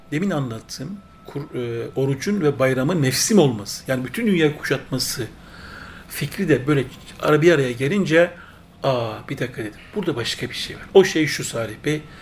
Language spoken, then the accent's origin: Turkish; Gürlen, Turkey; Evet. Gürlen köyü. Gürlen köyü benim köyüm.